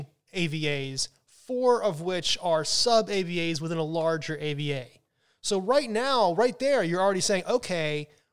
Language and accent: English; Syracuse, New York, United States; in 1975, I was born in Syracuse